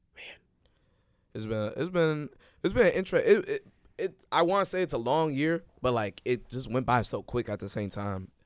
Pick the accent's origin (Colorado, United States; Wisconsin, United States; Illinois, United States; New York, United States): Illinois, United States; Chicago; I'm from Chicago